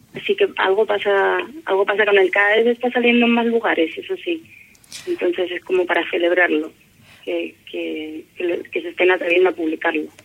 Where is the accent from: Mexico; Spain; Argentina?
Spain; moved away as an adult; now in Valparaíso, Chile; soy española